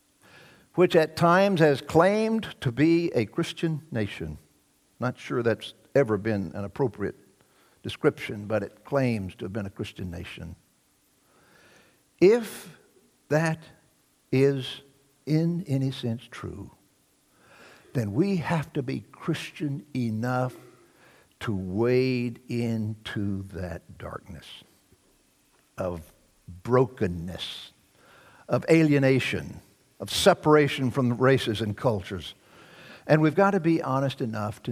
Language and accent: English; Deep South, United States; the years that I grew up in the Deep South